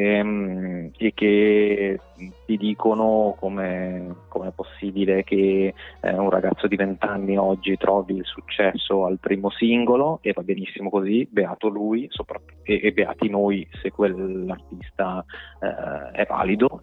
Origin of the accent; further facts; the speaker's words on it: Domodossola, Piedmont, Italy; moved away as an adult; now in Milan, Italy; per quanto amassi la mia terra, sono un appassionato di montagna, per cui amo Domodossola